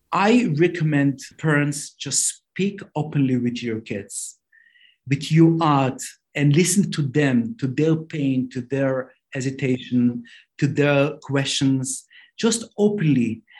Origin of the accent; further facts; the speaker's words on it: Jerusalem, Jerusalem District, Israel; English is a second language; now in Beitar Illit, Israel; I grew up in Mea Shearim.